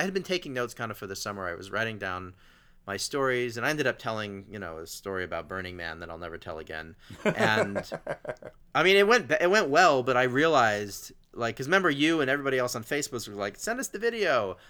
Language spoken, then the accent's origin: English; Asheville, North Carolina, United States; also born or lived in Los Angeles, United States; I'm from Asheville, North Carolina, and I told some joke that related to that.